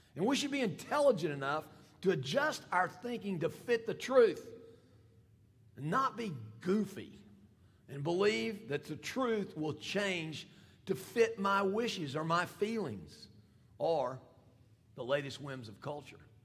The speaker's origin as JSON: {"language": "English", "town": "Fayetteville", "region": "Arkansas", "country": "United States", "said": "I'm from Fayetteville"}